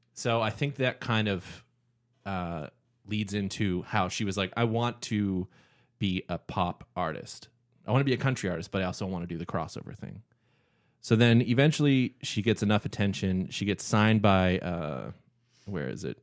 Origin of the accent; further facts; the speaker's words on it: Canada; growing up in Canada